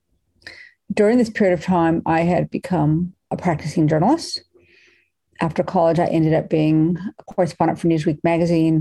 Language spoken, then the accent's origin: English; Los Angeles, California, United States; I grew up on the edge of Venice, California